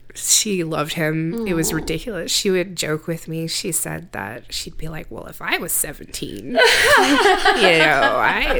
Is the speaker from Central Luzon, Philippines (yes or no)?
yes; Central Luzon, Philippines; born there; I was born in the Philippines on a military base.